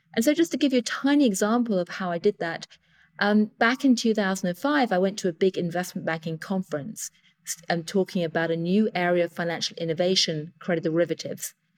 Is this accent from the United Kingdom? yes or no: yes; United Kingdom; accent: British; I am, as you can hear from my accent, British